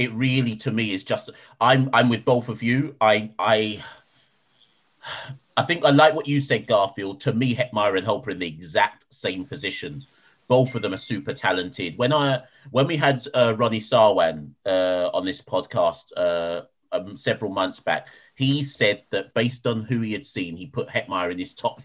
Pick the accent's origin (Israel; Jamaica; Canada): Jamaica; moved away; now we're all Jamaican